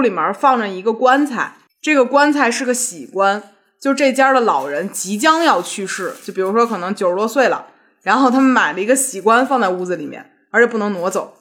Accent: Beijing, China; 小的时候就是在胡同附近长大的嘛，对于生活在老北京胡同里的人而言

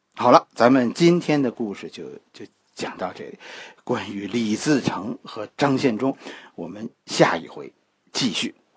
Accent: China; 作为一个中国人

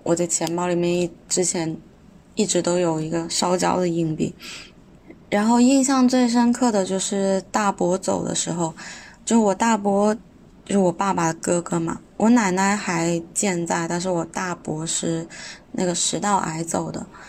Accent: Guangzhou, Guangdong, China; 我来自广东广州。我的籍贯其实是潮汕，但是我在广东番禺这边长大

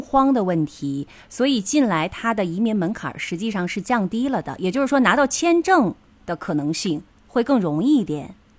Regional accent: China; moved away as an adult; now in Tokyo, Japan; 我们其实中国人还好

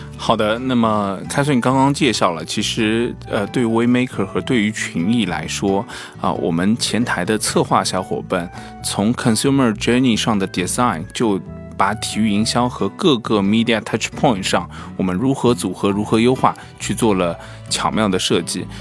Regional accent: China; 作为中国人

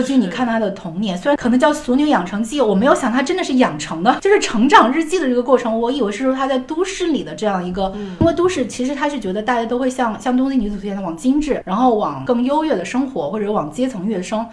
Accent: Wuhan, Hubei, China; now in Beijing, China; 当时我妈妈也是不想让我从武汉到北京，虽然是两个城市之间的一个嗯。变化，她其实不想我异地，但是我也是有点就是孤注一掷，我一定要离开我的家乡，背井离乡的那种

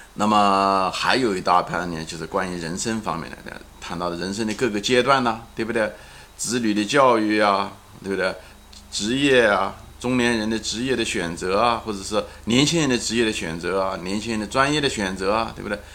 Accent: China; moved away as an adult; now in United States; 童年是在毛泽东时代， 毛时代， 生活很匮乏， 但是呢， 也很快乐地在童年中度过的， 啊，少年青年的时候呢，是在中国改革开放

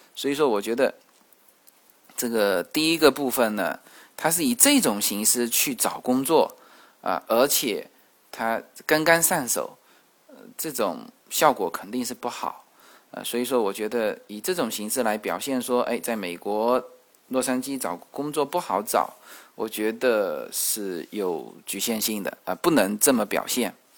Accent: China; 我们中国人都是这样子

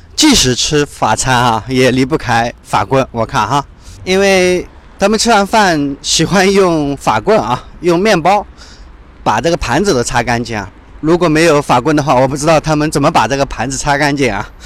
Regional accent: Shanghai, China

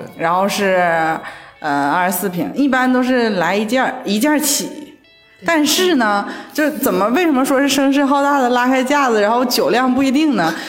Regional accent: Shenyang, Liaoning, China; now in Shanghai, China; 我家是沈阳的嘛

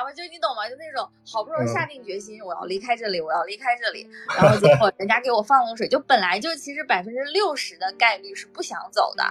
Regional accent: Northeast China, China; 我跟我们家那边的亲戚很多人也都没有什么，就东北其实很多人都走光了

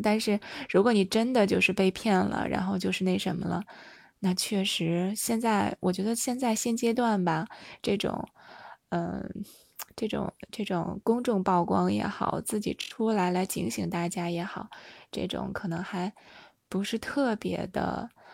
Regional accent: China; 特别是我们中国人哈，我觉得这个面子真的是挺大的

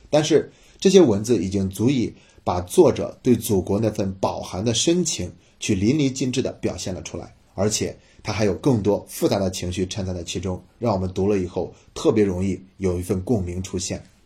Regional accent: China; 我们中国人

